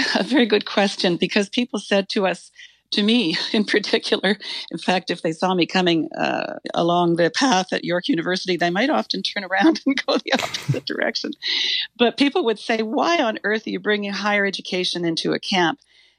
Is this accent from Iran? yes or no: yes; Iran; born there; it may have been my background, which goes back to I was born in Iran, of British and father and a Newfi mother. I was born there and then we went back there when I was a teenager.